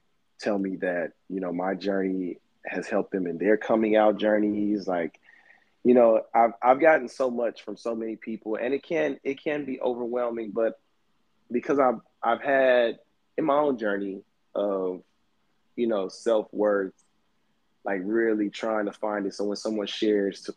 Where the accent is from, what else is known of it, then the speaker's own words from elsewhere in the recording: Houston, Texas, United States; moved away; also born or lived in Los Angeles; I grew up in Houston, Texas.